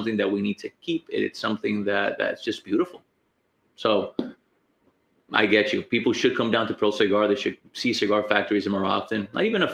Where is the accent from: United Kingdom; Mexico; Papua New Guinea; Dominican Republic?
Dominican Republic; I'm from Dominican Republic